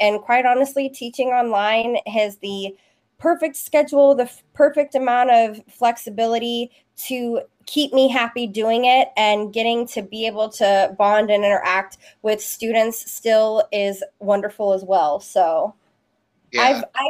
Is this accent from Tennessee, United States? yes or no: yes; Memphis, Tennessee, United States; now in Dallas, United States; I'm actually originally from Memphis, Tennessee, and I've been here in the Dallas area for probably 10-ish years.